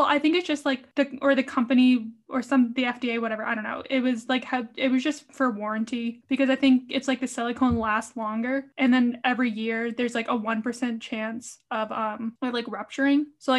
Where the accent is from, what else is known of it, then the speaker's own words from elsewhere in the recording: Rhode Island, United States; also born or lived in Orange, California; I'm from Rhode Island.